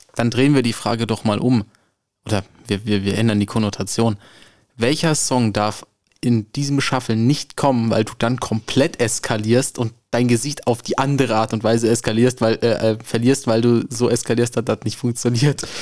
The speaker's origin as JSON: {"language": "German", "town": "Frankfurt", "region": "Hesse", "country": "Germany", "tie": "born or raised there", "said": "ich komme aus der Nordweststadt, ich wohne"}